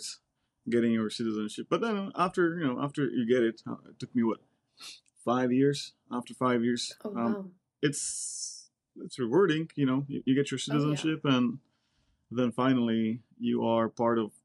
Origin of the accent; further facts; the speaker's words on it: Czechia; English is a second language; moved away as an adult; also born or lived in Silicon Valley, United States; now in United States; I'm originally from the Czech Republic. I came over here back in 2006.